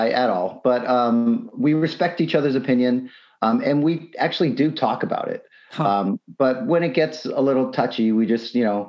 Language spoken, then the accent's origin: English; Tewksbury, Massachusetts, United States; born there; Yeah, I was born in Massachusetts in a small town called Tewksbury. It's between Lowell and Andover.